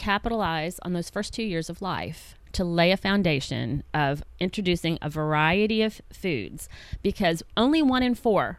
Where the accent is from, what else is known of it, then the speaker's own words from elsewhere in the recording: United States; as American parents